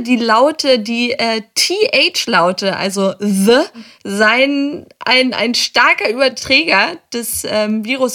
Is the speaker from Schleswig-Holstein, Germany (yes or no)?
no; Hamburg, Germany; als Hamburger